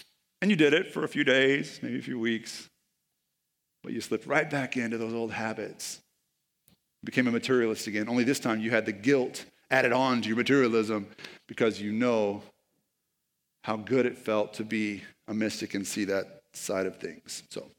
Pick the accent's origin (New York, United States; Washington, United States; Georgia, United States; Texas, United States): Texas, United States; Like, I'm from East Texas, so I can say that.